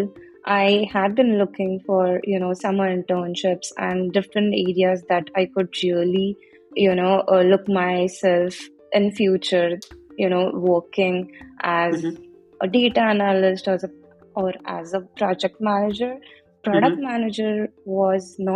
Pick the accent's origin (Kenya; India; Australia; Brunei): India; moved away as an adult; now in United States; I am originally from India, but I came to the States for my master's